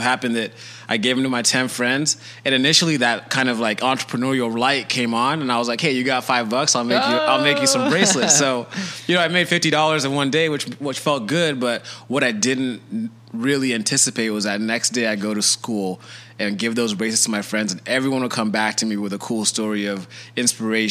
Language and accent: English; Kenya; I was born in Kenya.